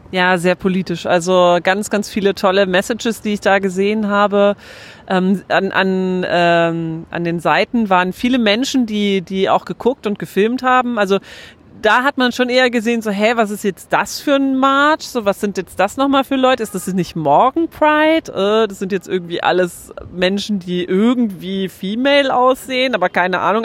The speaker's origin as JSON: {"language": "German", "country": "Germany", "said": "bei uns in Deutschland"}